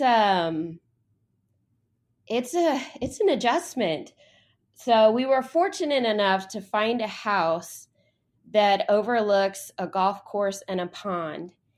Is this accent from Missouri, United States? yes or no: no; near San Antonio, Texas, United States; also born or lived in Austin, Texas / Columbia, South Carolina; now in Dallas, United States; I'm actually a Texan. I grew up near San Antonio, lived in Austin for a while